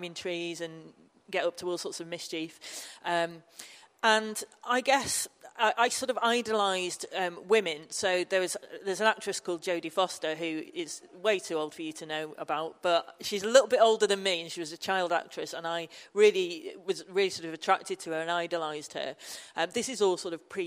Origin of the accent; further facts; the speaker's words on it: Manchester, North West England, United Kingdom; now in Newcastle, United Kingdom; I live up in Newcastle, although I'm from Manchester originally.